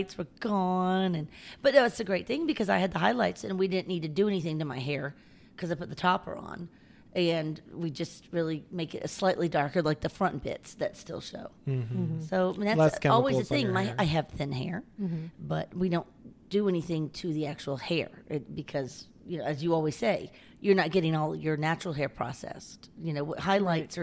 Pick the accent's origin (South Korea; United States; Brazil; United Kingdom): United States; San Antonio, Texas; Met in high school. And we went to Winston Churchill High School in San Antonio.